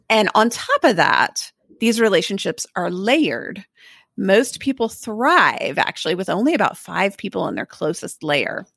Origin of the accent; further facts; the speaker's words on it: Texas, United States; it was strange as a Texan to leave here